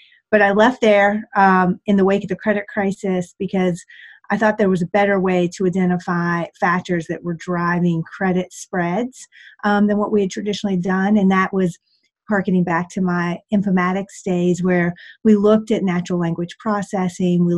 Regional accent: West Virginia, United States; moved away as an adult; also born or lived in Washington, District of Columbia, United States / Boston; I started my days as a farm girl in West Virginia.

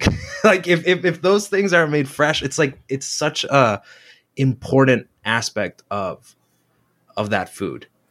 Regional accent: Chula Vista, California, United States; moved away as an adult; also born or lived in Tijuana, Mexico; now in Los Angeles, United States; I was born in San Diego, but I spent a big portion of my life in Tijuana, Mexico

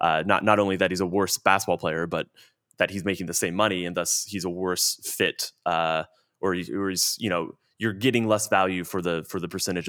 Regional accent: Plano, Texas, United States; I grew up in Plano, Texas, a suburb.

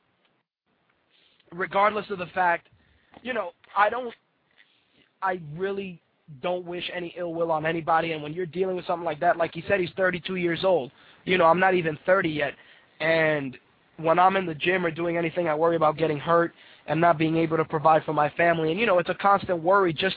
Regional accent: New York, United States; As a New Yorker

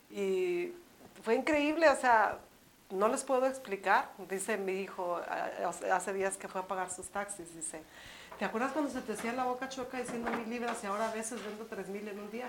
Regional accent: Mexico City, Mexico; now in Phoenix, United States; tú y yo somos eh, pues, el DF, porque chilangos son los que vienen, nosotros somos capitalinas

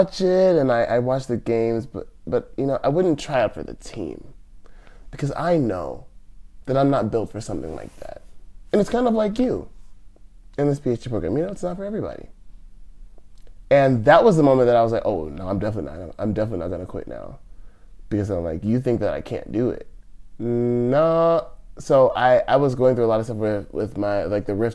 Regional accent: Rancho Cucamonga, California, United States; moved away as an adult; also born or lived in Pomona, California; now in Japan; I was born in Pomona and immediately moved to Rancho Cucamonga

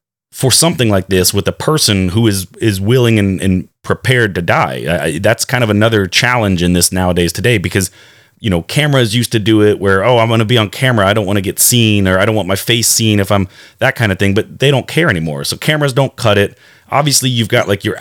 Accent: Wake County, North Carolina, United States; I was born and raised actually here in Wake County, which is, I want to say, one of the largest school systems in North Carolina.

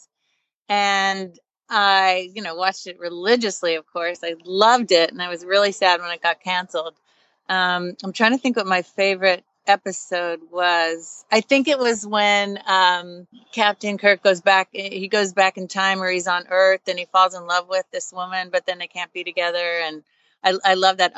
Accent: Long Island, New York, United States; I grew up on Long Island.

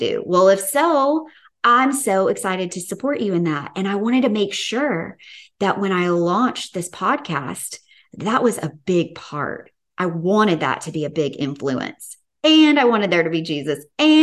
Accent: the South, United States; accent: Southern; my good old Southern accent

